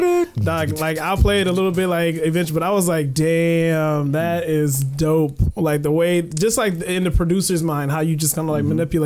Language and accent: English; Guanajuato, Mexico; moved away; I'm from Guanajuato. I was born in Guanajuato.